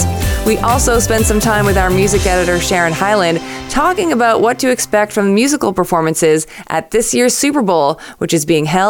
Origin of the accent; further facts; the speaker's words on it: Montreal, Quebec, Canada; as a Canadian, that's obviously the mecca for many artists to go there. Obviously, my city as well, of Montreal, is a very creative city and place to be.